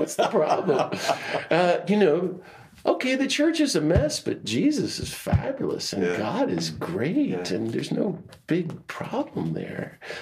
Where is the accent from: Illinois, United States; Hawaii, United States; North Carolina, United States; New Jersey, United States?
North Carolina, United States; Outer Banks of; moved away; also born or lived in Washington, D.C.; I grew up in the Outer Banks of North Carolina